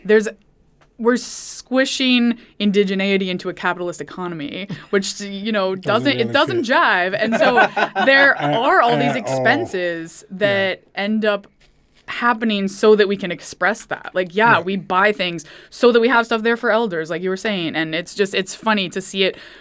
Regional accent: Vermont, United States; I was raised in Vermont

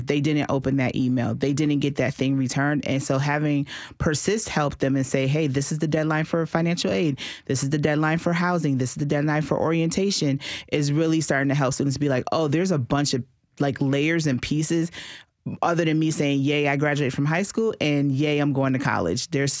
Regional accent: Massachusetts, United States; moved away as an adult; And I came down here from Massachusetts to go to Tennessee State. So I was out of state.

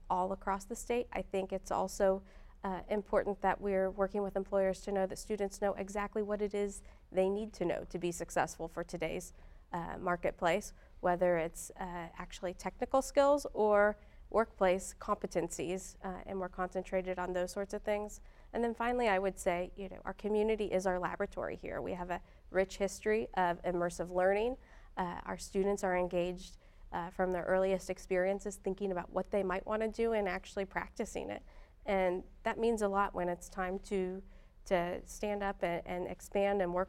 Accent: Muncie, Indiana, United States; I grew up here in Muncie

